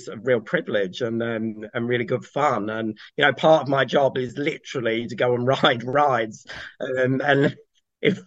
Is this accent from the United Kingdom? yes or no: yes; Kent, South East England, United Kingdom; moved away; also born or lived in Cheshire / Pembrokeshire, Wales; I grew up in Kent